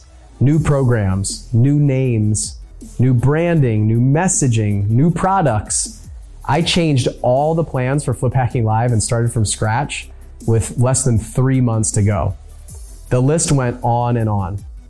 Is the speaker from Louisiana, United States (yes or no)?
no; San Diego, California, United States; born there; I could see the place that I was born in San Diego, where my dad was stationed on submarines.